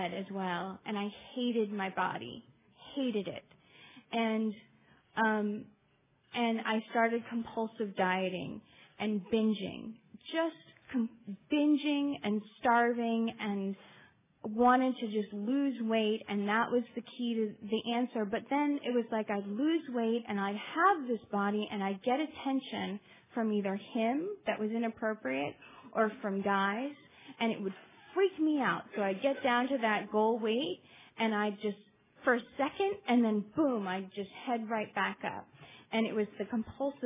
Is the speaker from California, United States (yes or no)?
yes; Los Angeles, California, United States; I grew up in Los Angeles